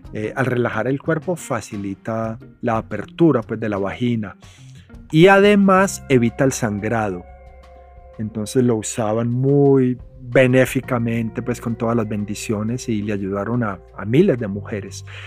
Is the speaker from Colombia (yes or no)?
yes; Medellín, Antioquia, Colombia; moved away as an adult; also born or lived in United States; Cuando yo crecí en Medellín en los 70